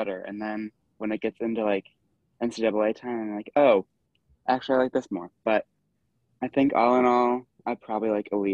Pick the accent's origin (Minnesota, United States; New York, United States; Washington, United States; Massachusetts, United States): Minnesota, United States; we're both from Minnesota